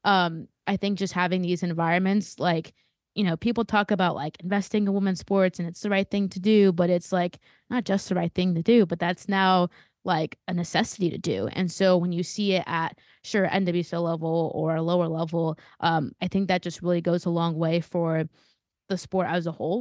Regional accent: Southern California, United States; I'm from Southern California

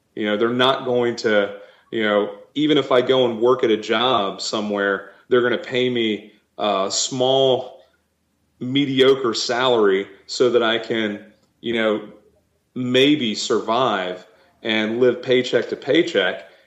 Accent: Wilmington, Delaware, United States; my family lived actually, we lived in Wilmington, Delaware

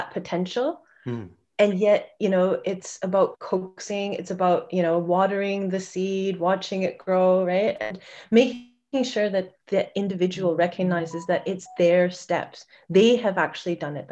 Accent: Vancouver, British Columbia, Canada; I'm from Vancouver.

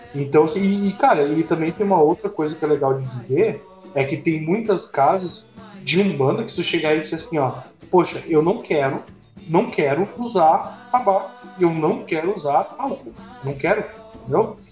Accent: Rio Grande do Sul, Brazil; que sou gaúcho

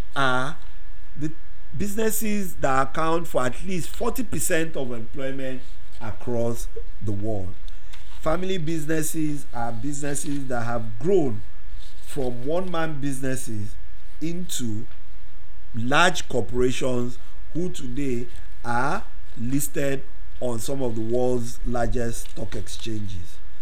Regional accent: Nigeria; Growing up in Nigeria

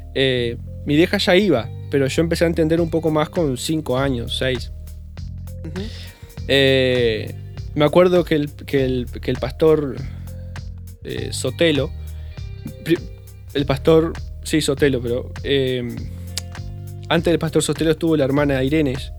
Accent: Uruguay; also born or lived in Bella Unión, Uruguay; fue en Yum donde más o menos empiezo a tener un poco de conciencia o los recuerdos

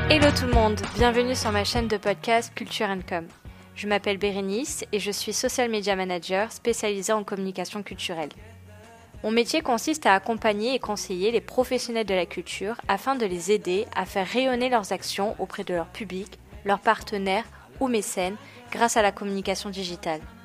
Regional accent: Marseille, Provence-Alpes-Côte d'Azur, France; moved away; Aujourd'hui, j'habite à Marseille, ma ville natale

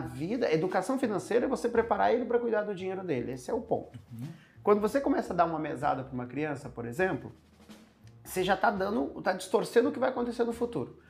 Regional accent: interior of Goiás, Brazil; also born or lived in São Paulo; Eu nasci em São Paulo, mas fui cresci no interior de Goiás

